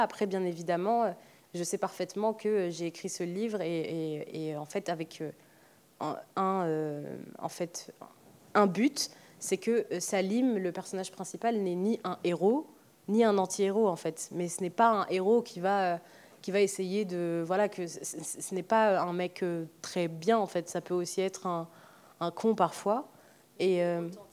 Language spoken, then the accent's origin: French; Algeria; moved away; also born or lived in Oran; je me suis pas mal détachée de, de, mon pays d'origine